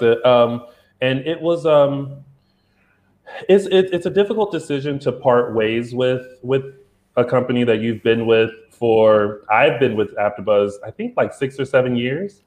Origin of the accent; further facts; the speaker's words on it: South Carolina, United States; I'm from South Carolina